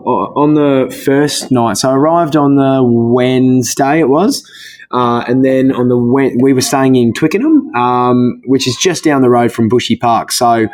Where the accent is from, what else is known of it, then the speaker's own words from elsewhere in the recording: Queensland, Australia; Obviously, being a Queenslander, I do most of my running in singlets.